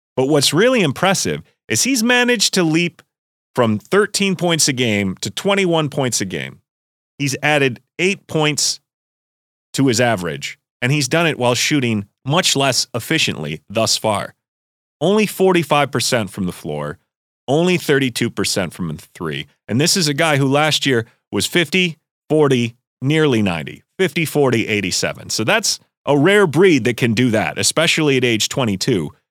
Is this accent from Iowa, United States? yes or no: no; Rochester, New York, United States; my hometown, Rochester, New York